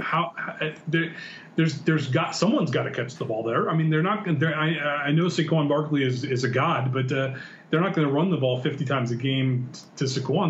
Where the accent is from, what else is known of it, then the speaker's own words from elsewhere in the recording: San Diego, California, United States; I'm from San Diego